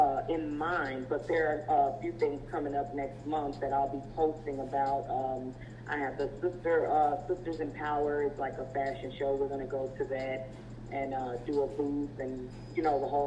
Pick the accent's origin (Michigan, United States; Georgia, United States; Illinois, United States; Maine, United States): Illinois, United States; Chicago; moved away; I'm from Chicago, Illinois, originally.